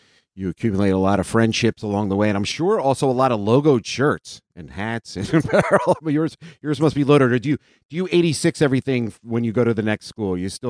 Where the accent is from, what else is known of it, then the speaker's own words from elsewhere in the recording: right outside of Philadelphia, Pennsylvania, United States; We're both originally from Pennsylvania, right outside of Philadelphia.